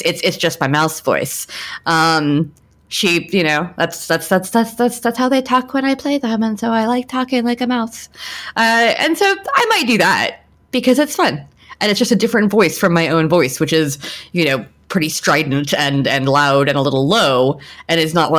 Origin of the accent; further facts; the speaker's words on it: the South, United States; accent: Southern; The only accent I feel comfortable doing in front of a crowd is Southern. And that's because I grew up in the South and I had a Southern acce